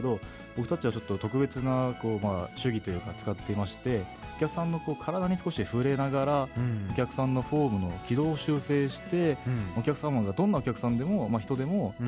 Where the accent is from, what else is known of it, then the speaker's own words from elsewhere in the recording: Asahikawa, Hokkaido, Japan; moved away as an adult; also born or lived in Kanagawa Prefecture; 北海道の旭川市生まれですね